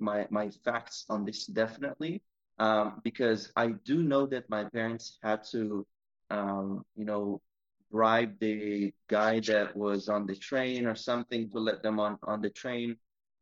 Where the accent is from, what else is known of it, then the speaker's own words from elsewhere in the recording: Safed, Northern District, Israel; also born or lived in Kedumim; And yeah, so I always grew up in the countryside of Israel.